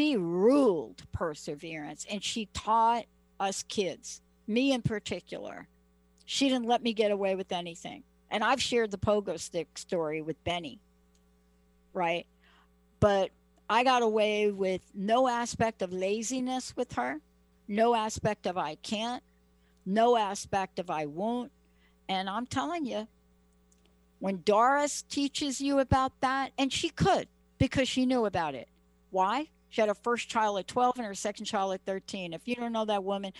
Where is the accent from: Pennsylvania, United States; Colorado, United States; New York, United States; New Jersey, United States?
New York, United States; moved away as an adult; also born or lived in Seattle; I'm from New York